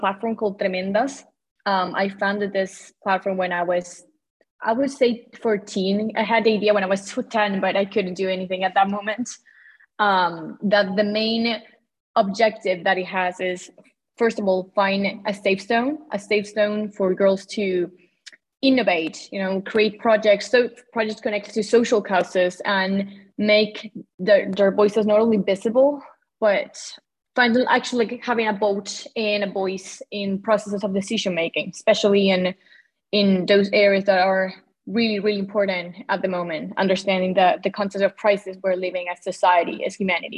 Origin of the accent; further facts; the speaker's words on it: Santiago, Santiago Metropolitan Region, Chile; also born or lived in Patagonia, Chile; I'm from Santiago, Chile. I lived part of my life in Patagonia, that is in the south of Chile, but I'm right now in the capital.